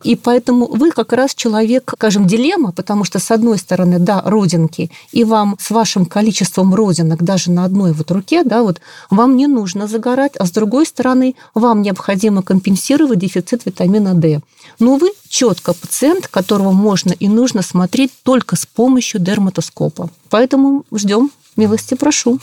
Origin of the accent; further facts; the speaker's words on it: Saint Petersburg, Russia; я питерская